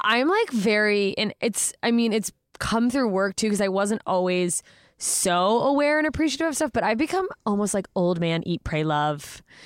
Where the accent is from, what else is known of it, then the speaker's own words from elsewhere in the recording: Anchorage, Alaska, United States; moved away; I grew up in Anchorage, Alaska